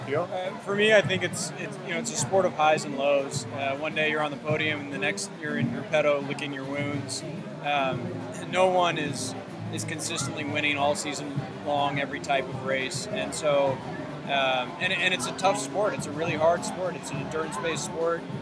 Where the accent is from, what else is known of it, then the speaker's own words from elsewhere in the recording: United States; as an American